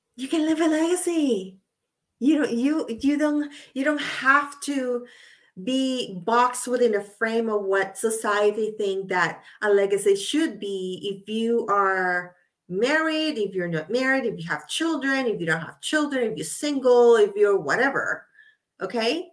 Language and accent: English; Puerto Rico; I'm from Puerto Rico. So I saw her on TV as I was growing up